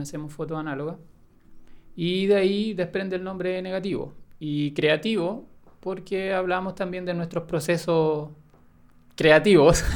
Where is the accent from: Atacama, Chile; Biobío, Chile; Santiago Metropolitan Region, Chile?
Biobío, Chile; Lebu; moved away; en ese tiempo estaba viviendo en el sur, ¿Mm? en Lebu. Yo soy de allá de Lebu.